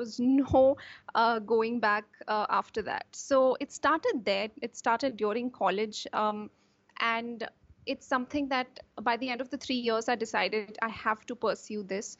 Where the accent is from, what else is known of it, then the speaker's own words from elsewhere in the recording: Kanpur, Uttar Pradesh, India; moved away as an adult; also born or lived in Madurai / Kerala / Bangalore / Mumbai; now in Pune, India; I was born in Madurai, technically, and I was raised in the north, which is in Kanpur in UP. So my schooling has been in Kanpur till my 12th.